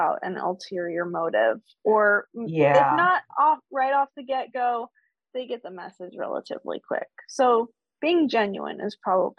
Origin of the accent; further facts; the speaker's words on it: Idaho, United States; moved away; also born or lived in Utah; I'm from Idaho, but I went to school in Utah.